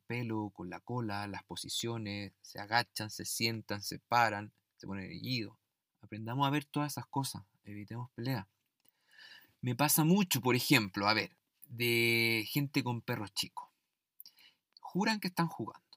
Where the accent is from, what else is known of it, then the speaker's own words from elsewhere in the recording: Chile; en mi país, en Chile